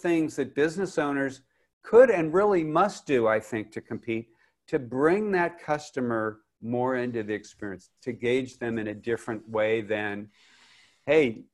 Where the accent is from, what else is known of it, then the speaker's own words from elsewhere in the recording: Los Angeles, California, United States; where I grew up in Westwood